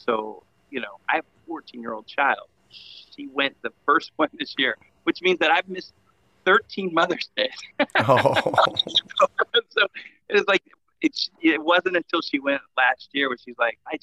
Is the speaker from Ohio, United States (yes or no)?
yes; Cincinnati, Ohio, United States; That's where we're from, Cincinnati